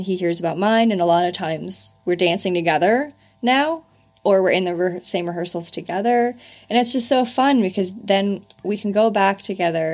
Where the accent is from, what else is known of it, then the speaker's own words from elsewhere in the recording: California, United States; moved away; From California